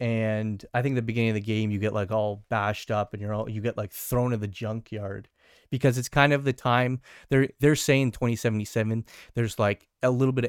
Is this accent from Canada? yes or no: yes; Canada; I do love Canadian Tire as Canadian.